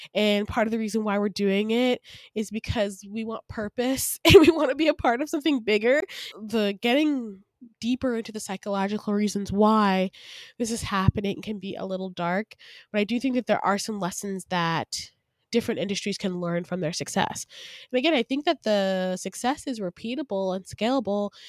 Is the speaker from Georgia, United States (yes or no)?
yes; Decatur, Georgia, United States; also born or lived in Atlanta, Georgia / Grayson, Georgia; I was born in Atlanta, Georgia, raised in Decatur, Georgia, and then my parents moved me to the suburbs in Grayson, Georgia